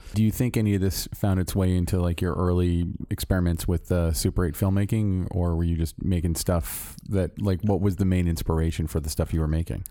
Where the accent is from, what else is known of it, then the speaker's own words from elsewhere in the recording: Orlando, Florida, United States; moved away as an adult; I'm from Orlando, Florida